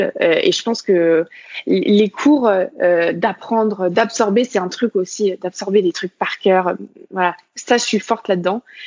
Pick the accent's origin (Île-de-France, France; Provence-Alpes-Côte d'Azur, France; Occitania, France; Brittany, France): Brittany, France; Côtes-d'Armor; moved away as an adult; also born or lived in Nantes / Lyon; je suis née euh, dans les Côtes d'Armor et donc j'ai grandi en Bretagne bah, finalement jusqu'à mon bac